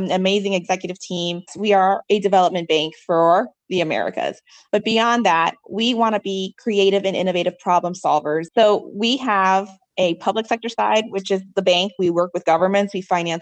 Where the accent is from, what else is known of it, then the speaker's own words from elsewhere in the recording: Chicago, Illinois, United States; first language Spanish; English is a second language; I was born in Chicago